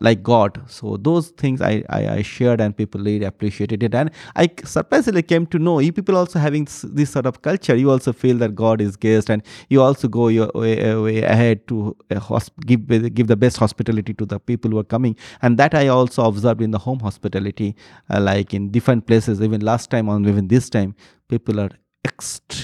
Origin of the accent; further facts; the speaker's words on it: eastern India, India; also born or lived in Gujarat; we are from Eastern India, from India